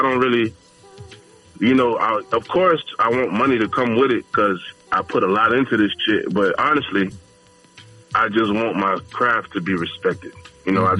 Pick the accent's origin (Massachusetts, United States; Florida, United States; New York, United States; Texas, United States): Florida, United States; Fort Myers; I'm from Florida, Fort Myers